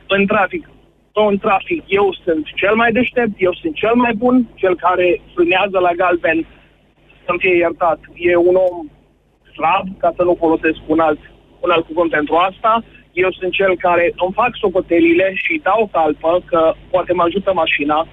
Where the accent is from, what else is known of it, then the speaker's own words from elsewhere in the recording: Drobeta-Turnu Severin, Mehedinți County, Romania; now in Timișoara, Romania; Eu sunt din Severin și fac Timișoara Severin foarte